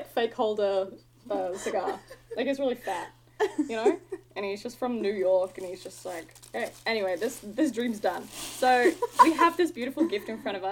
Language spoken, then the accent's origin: English; Melbourne, Victoria, Australia; accent: Aussie; I'm from Australia. Melbourne, like Melbs.